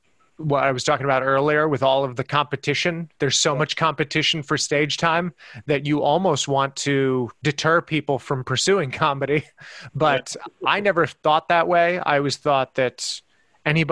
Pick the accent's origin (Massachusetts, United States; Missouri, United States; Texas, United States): Texas, United States; El Paso; also born or lived in Ohio / San Francisco; now in Los Angeles, United States; growing up in El Paso, Texas